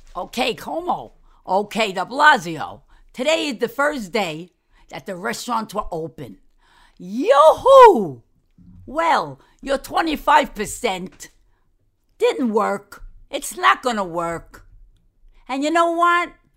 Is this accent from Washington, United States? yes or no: no; New York City, New York, United States; I'm a New Yorker. I was born, I was raised, my mother died there, my father died there, and my brother died there. Downtown Manhattan. You like the accent?